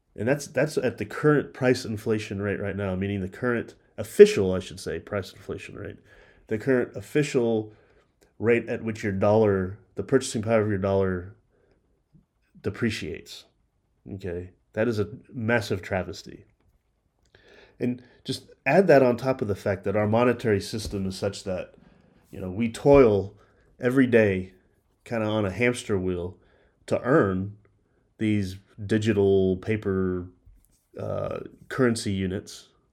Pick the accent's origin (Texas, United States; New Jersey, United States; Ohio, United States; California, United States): Texas, United States; it's my home state of Texas, or at least a part of it that I live